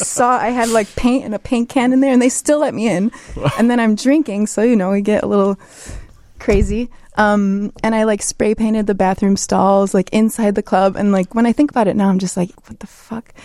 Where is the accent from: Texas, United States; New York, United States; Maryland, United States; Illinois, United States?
Illinois, United States; Chicago; I am from Chicago. I grew up in Chicago, um, but my parents are from Poland, and they moved here in the seventies.